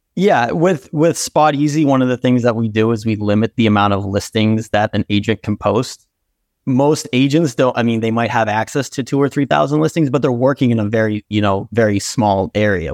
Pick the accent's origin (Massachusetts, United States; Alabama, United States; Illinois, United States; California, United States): Massachusetts, United States; Brookline; also born or lived in Brighton, Massachusetts; I'm originally from Brookline, Mass. So I've been in the city for my entire life, currently in Brighton, Mass.